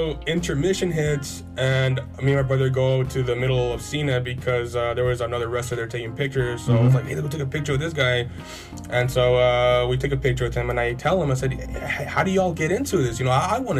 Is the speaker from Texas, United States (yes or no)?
yes; Santa Rosa, Texas, United States; I'm actually 19 years old, and I'm from Santa Rosa, Texas. I live in Santa Rosa still.